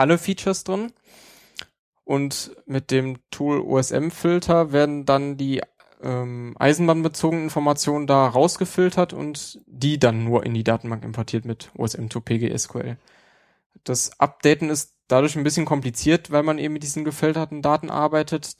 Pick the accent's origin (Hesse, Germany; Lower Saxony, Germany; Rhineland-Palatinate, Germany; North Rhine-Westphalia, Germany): North Rhine-Westphalia, Germany; Neuss; meinen Heimatort Neues